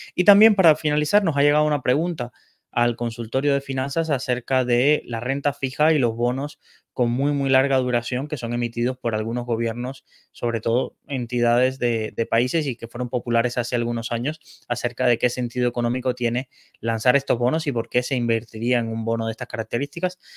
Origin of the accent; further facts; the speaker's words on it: Cuba; moved away as an adult; personas que hemos tenido que abandonar nuestro país de origen, en este caso Cuba